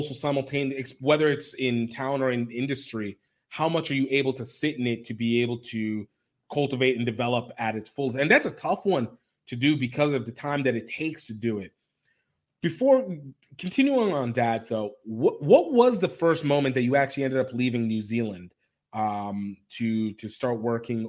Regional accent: Nigeria; I'm a Nigerian as well

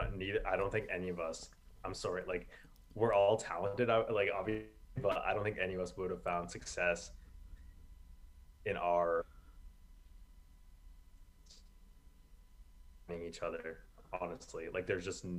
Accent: Barrie, Ontario, Canada; also born or lived in Quinte West, Ontario; So I moved to Quinte West, Ontario when I was like 13. I was born in Barrie, Ontario

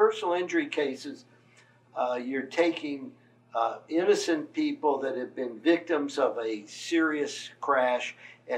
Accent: Cleveland, Ohio, United States; moved away as an adult; now in Gainesville, United States; I was born and raised in Cleveland, Ohio.

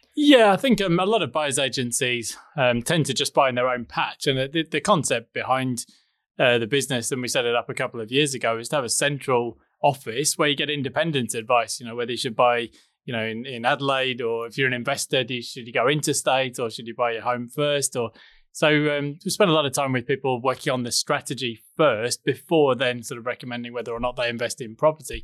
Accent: England, United Kingdom; moved away as an adult; now in Noosa Springs, Australia; I'm originally English, as you can hear

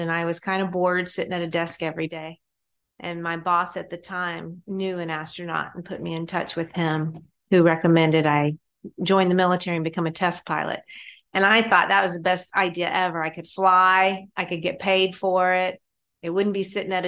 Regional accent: Augusta, Georgia, United States; I grew up in Augusta, Georgia

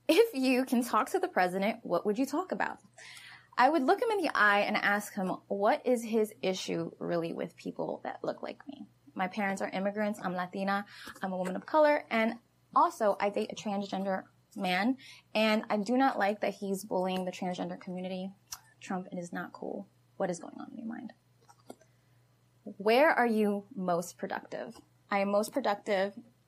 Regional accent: Newark, New Jersey, United States; I grew up in Pennington Courts, Newark, New Jersey.

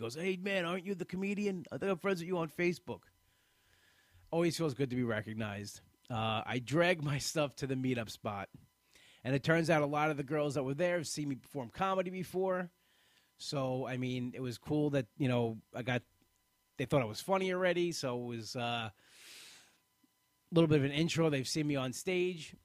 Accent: Bellmore, New York, United States; I grew up in this town of Belmore. This is my town. This is where I grew up. I went to high school here

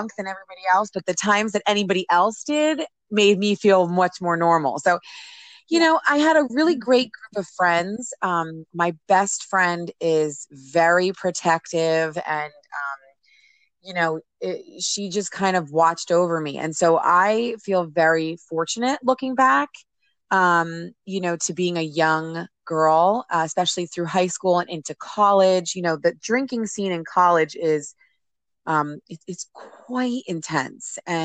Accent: New Jersey, United States; My family and I live here in New Jersey, and I grew up in New Jersey

